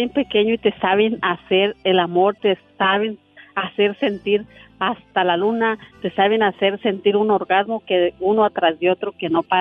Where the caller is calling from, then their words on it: Santa Rosa, California, United States; te llamo de Santa Rosa